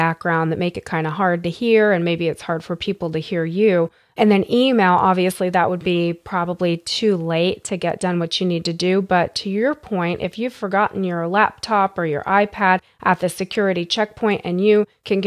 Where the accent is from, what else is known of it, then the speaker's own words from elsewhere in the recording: United States; as a United States citizen, as an American citizen